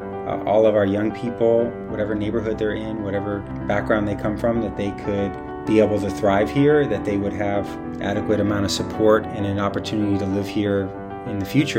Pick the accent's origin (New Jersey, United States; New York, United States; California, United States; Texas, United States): California, United States; Bay Area; Born and raised in the Bay Area, and I live in the Tenderloin.